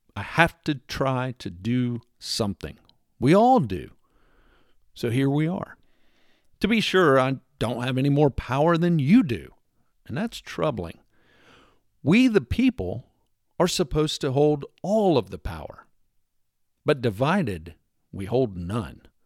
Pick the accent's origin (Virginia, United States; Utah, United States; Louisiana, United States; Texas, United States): Texas, United States; moved away; my formative years were spent growing up in Texas